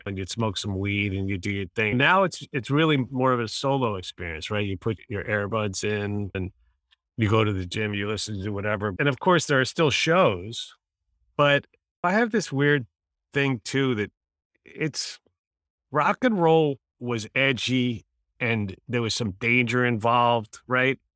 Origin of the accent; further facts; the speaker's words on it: New York City, New York, United States; I grew up in Manhattan, so I went to Madison Square Garden